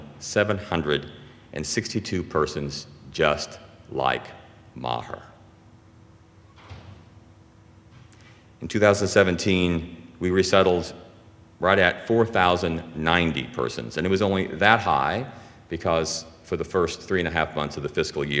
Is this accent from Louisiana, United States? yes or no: yes; Louisiana, United States; moved away as an adult; now in New Jersey, United States; we're from Louisiana